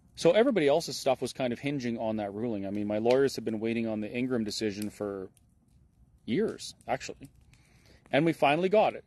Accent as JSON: {"language": "English", "region": "Alberta", "country": "Canada", "said": "as a Canadian and as an Albertan"}